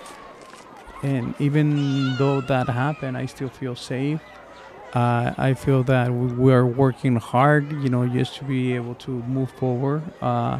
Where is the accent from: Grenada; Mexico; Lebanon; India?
Mexico; now in United States; I'm from Mexico, migrated to the United States